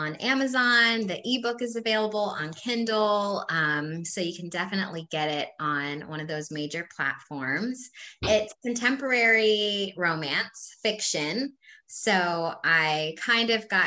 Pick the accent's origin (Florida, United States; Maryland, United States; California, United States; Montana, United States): Maryland, United States; Havre de Grace; moved away as an adult; now in Hampton Roads, United States; I'm originally from Havertie Grace, Maryland. However, I have called Hampton Roads home now for a decade